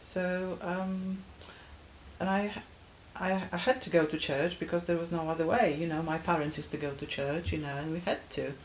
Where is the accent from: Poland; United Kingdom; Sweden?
Poland; Gdańsk, Pomeranian Voivodeship; moved away; I'm Polish, mm-hmm. born and bred. I was born in Gdańsk, Poland.